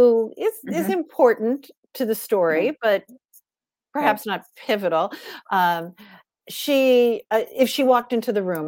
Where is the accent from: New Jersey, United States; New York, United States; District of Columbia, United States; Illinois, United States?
New York, United States; Long Island; I grew up on Long Island